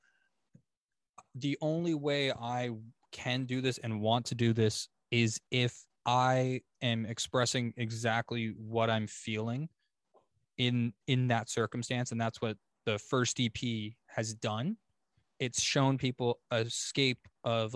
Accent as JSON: {"language": "English", "town": "Oshawa", "region": "Ontario", "country": "Canada", "moved": "as an adult", "lives_now": "London, Canada", "said": "I was from Oshawa, okay. But I just moved to London."}